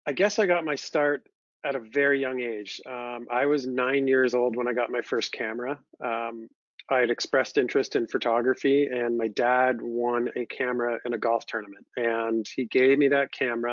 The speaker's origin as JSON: {"language": "English", "town": "London", "region": "Ontario", "country": "Canada", "tie": "born or raised there", "said": "I grew up in London, Ontario, Canada, which is still where I call home today"}